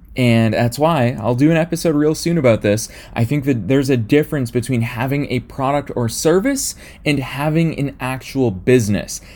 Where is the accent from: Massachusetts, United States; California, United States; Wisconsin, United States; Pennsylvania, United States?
Massachusetts, United States; just outside of Boston; now in Los Angeles, United States; from my hometown where I grew up, just outside of Boston, Massachusetts